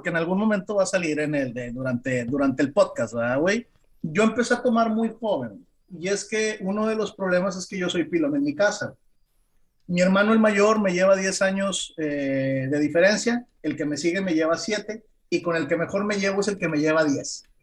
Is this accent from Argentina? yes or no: no; Mexico; somos mexicanos